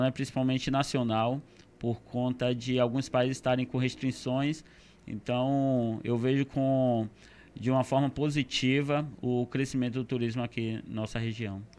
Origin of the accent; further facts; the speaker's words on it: Salvador, Bahia, Brazil; Foi, nasci em Salvador. Tive uma infância como de outra criança normal, né?